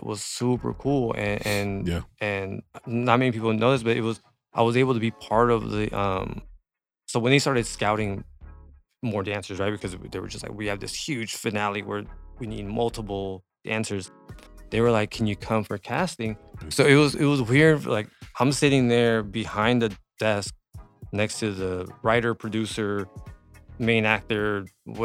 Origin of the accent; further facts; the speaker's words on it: Los Angeles, California, United States; also born or lived in 805 area (Ventura County), California / San Fernando Valley, California; I was born in South Central, Crenshaw and Slauson